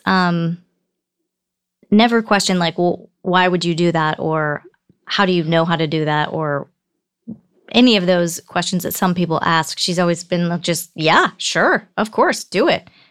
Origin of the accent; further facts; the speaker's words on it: Bay Area, Northern California, United States; also born or lived in Michigan / Alaska; We ended up in Northern California, the Bay Area